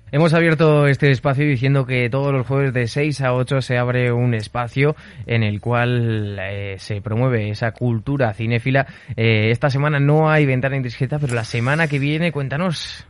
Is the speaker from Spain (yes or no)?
yes; Aragon, Spain; Como aragonés